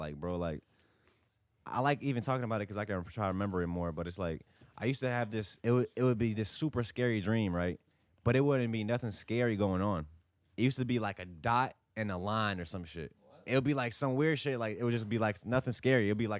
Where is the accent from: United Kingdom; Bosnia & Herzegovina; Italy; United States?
Bosnia & Herzegovina; moved away; when I came from Bosnia, I lived in, you know.